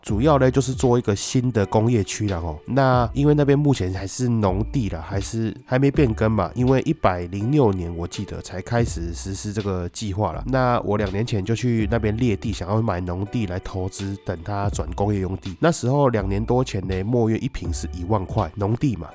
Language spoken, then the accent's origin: Chinese; Taiwan